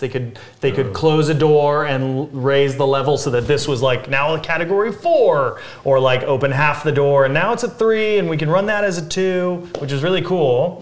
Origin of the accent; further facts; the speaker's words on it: Big Bear Lake, California, United States; We grew up in Big Bear